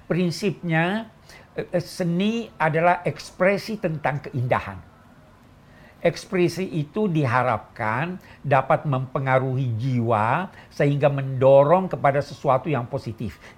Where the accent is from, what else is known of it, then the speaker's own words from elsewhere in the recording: Egypt; Saya yang yang eh, sejak kecil di Mesir senang mendengar nada-nada suara yang dinyanyikan oleh